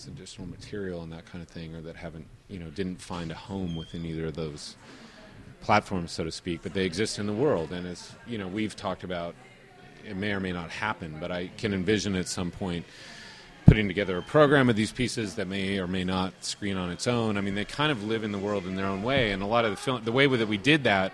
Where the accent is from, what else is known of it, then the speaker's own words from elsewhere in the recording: United States; as an American filmmaker